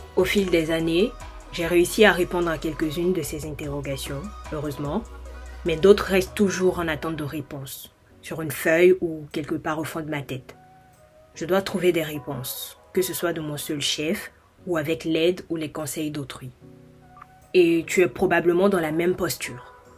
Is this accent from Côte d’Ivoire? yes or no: yes; Côte d’Ivoire; moved away as an adult; now in France; Je suis ivoirienne et je vis depuis 2019 en France où j'effectue mes études.